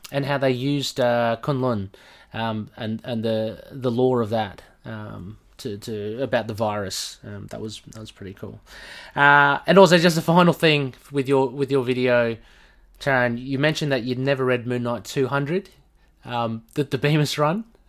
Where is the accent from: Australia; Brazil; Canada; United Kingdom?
Australia; I'm obviously from Australia, if you, if you don't know from my accent